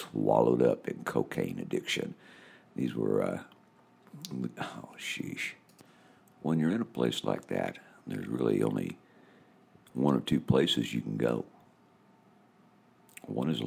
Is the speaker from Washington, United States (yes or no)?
yes; Washington, United States; also born or lived in Toronto, Canada / Okinawa, Japan; I'm an American. I'm from Washington State